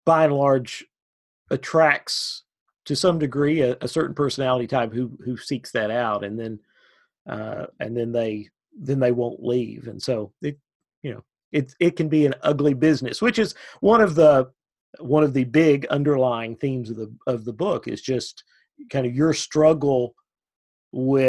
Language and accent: English; Clay County, Kentucky, United States; growing up in Clay County